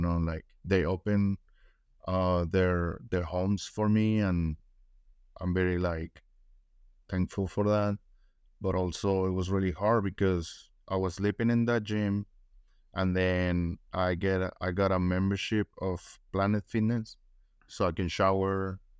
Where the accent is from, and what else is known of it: Mexico; first language Spanish; English is a second language; now in United States